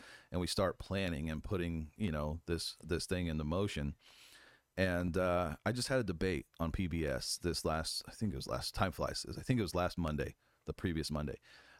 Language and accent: English; Indiana, United States; moved away as an adult; now in Fort Huachuca, United States; No, I grew up in Southern Indiana working on farms. I used to pick strawberries, cut and hang tobacco. I came out here to Fort Huachuca, fell in love with it when I went through training